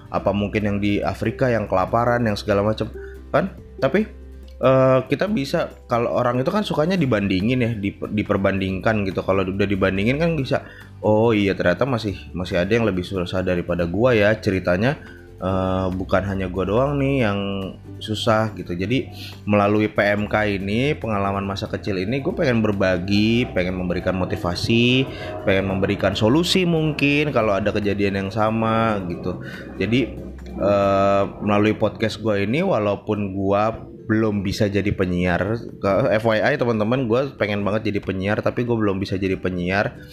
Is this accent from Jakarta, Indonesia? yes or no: yes; Jakarta, Indonesia; tapi masih masa kecil gue ada di Jakarta